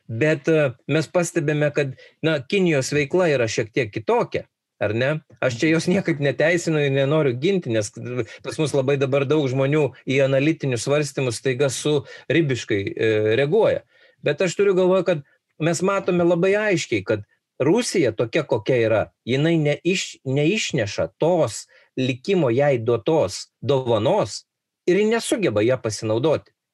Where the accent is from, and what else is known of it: Lithuania